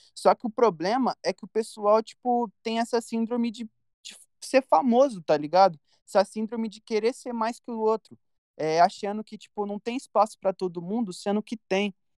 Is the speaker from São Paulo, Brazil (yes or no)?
yes; Campinas, São Paulo, Brazil; Eu, eu cresci e nasci no Parque Industrial, que é uma, re... é uma região aqui de Campinas